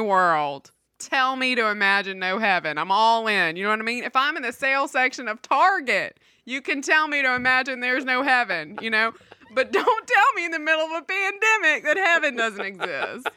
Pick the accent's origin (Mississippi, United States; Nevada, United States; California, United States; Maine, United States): Mississippi, United States; I grew up in Mississippi